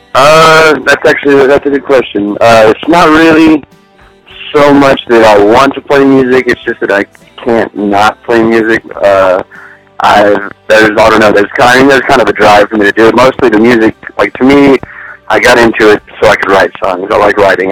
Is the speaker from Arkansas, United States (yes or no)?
no; Roby, Texas, United States; also born or lived in Sweetwater, Texas / Levelland, Texas; now in Lubbock, United States; I'm from Roby, Texas. Roby and Sweetwater, actually. I lived in between the two of them, and uh, I always switched schools between the two